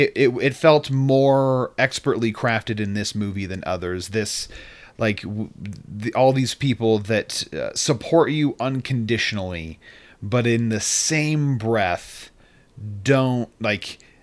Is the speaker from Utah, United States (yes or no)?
yes; Utah, United States; So where I am, listeners, is that I am visiting my hometown and home state of Utah.